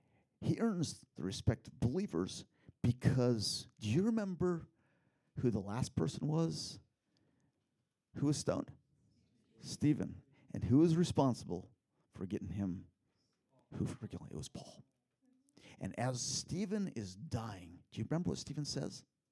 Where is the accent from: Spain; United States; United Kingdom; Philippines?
Philippines; back when I was a kid in the Philippines, you guys know that I grew up in the Philippines in a little tribal group.